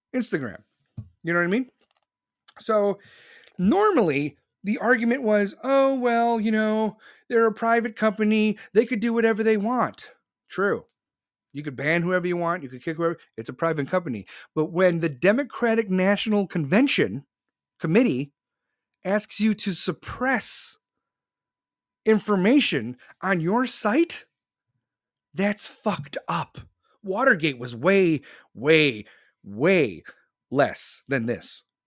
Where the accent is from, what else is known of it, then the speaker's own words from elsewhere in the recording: Iowa, United States; growing up in the Midwest, like Iowa